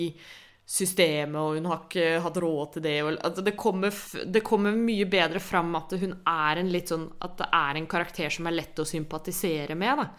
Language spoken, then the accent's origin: Norwegian; Norway; vi som nordmenn